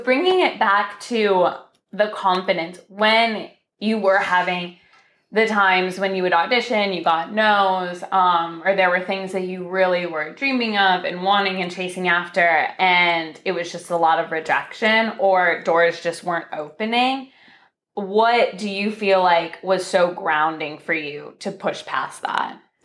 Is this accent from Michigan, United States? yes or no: yes; Michigan, United States; moved away as an adult; now in California, United States; we're both from Michigan